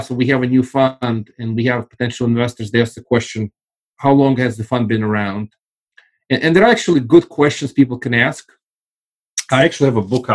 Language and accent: English; Russia; now in United States; I actually come from the former Soviet Union. I left, it was still Soviet Union.